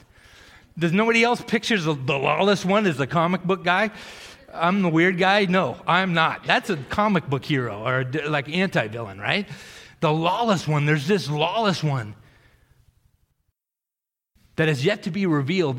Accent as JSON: {"language": "English", "region": "Massachusetts", "country": "United States", "tie": "born or raised there", "moved": "yes", "said": "I grew up in Massachusetts"}